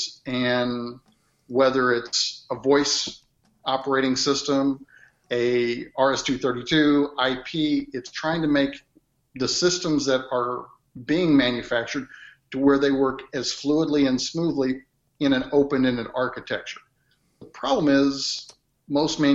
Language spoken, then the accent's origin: English; Midwest, United States; accent: Midwest; growing up in the Midwest and I have that Midwest accent